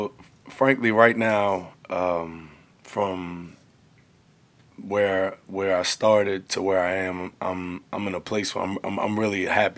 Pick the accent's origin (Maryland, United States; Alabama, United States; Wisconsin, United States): Maryland, United States; Baltimore; I'm from Baltimore. From Baltimore. Born and raised. Mm-hmm. Never had an address, anything other than here.